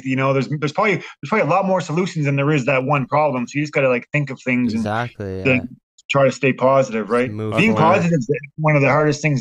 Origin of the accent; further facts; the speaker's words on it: Halifax, Nova Scotia, Canada; me and Pat are both from Nova Scotia